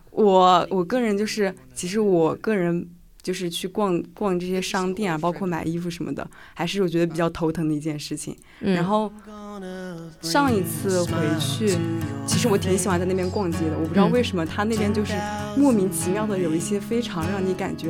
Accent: Sichuan-Chongqing, China; born there; also born or lived in Jiangsu-Zhejiang; 我就是很重口啊，就是因为小的时候在那边出生，虽然待的时间跟在这边比起来肯定就显得会短，但是感觉好像小的时候既然出生在那边的话，有一部分的根可能就是有点受那边影响，所以我就算在江浙这边口味还是很重

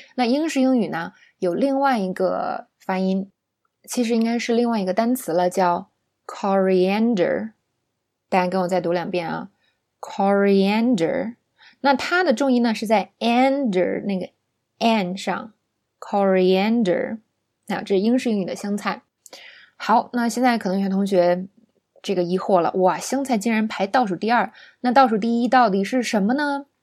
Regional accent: China; 我们中国人

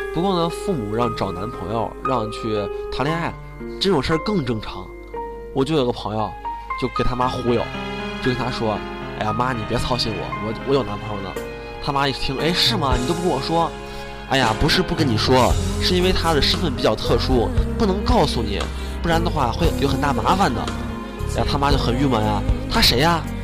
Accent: China; 这也是我们中国人的一个特色，就是客气，喜欢跟别人客气

